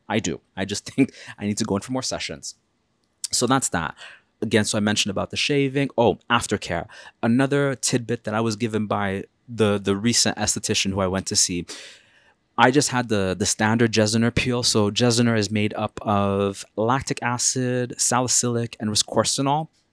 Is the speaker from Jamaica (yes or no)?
no; Canada; as a Canadian person